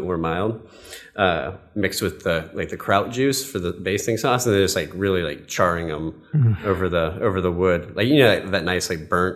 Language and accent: English; Georgia, United States; now in Los Angeles, United States; I grew up in Georgia, and like we're the only family of like in our entire family that's like outside of Colorado